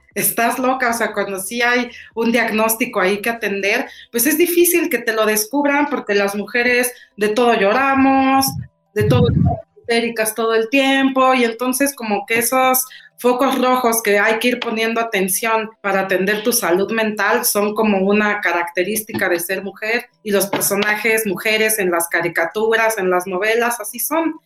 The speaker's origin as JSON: {"language": "Spanish", "area": "Chilanga", "region": "Mexico City", "country": "Mexico", "said": "chilanga también. Yo sí feliz chilanga"}